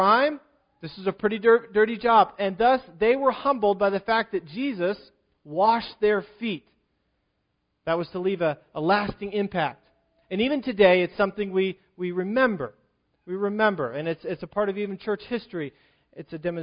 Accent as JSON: {"language": "English", "region": "Virginia", "country": "United States", "tie": "born or raised there", "moved": "yes", "lives_now": "Pennsylvania, United States", "said": "I grew up in Virginia"}